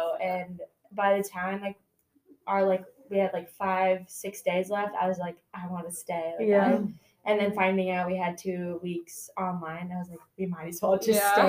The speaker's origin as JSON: {"language": "English", "region": "California", "country": "United States", "said": "I'm from California, so I had to like meet up with you guys in Chicago"}